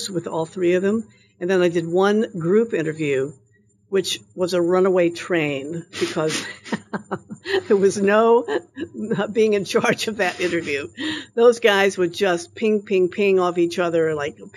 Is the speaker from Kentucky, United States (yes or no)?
yes; Louisville, Kentucky, United States; I'm from Louisville